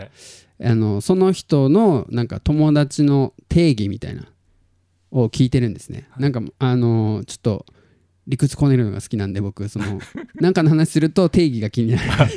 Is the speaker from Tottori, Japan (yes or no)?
yes; Tottori, Japan; 鳥取生まれギターポップ育ち